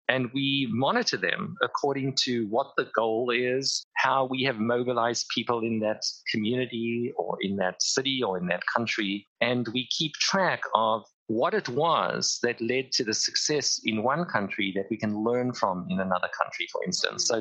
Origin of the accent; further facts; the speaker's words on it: Cape Town, Western Cape, South Africa; I grew up in Cape Town, South Africa, at the height of the apartheid regime